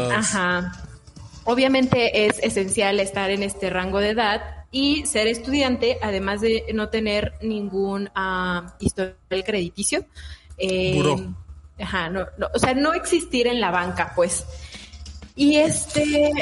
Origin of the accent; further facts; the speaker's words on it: Mexico; nosotros como mexicanos